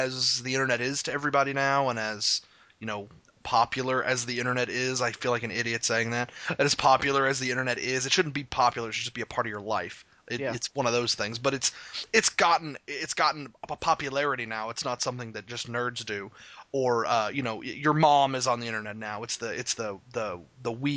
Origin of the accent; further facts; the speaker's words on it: Arkansas, United States; I'm from Arkansas. I've lived here the better portion of my life. I wasn't born here